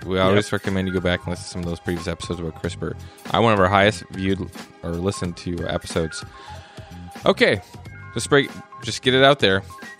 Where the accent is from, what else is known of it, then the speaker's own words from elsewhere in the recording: North Dakota, United States; born there; I was born in North Dakota in 1985. Serge was born on the other side of the Iron Curtain. Mm-hmm. And I was born in the state with missiles pointed at Russia.